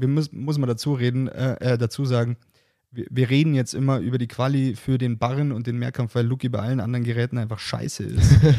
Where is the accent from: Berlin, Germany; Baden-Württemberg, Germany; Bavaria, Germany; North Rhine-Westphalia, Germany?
Bavaria, Germany; ich komme aus Bayern